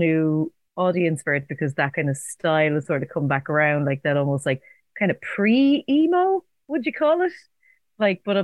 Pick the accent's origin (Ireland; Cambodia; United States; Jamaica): Ireland; Carlow, Leinster; I'm from Carlow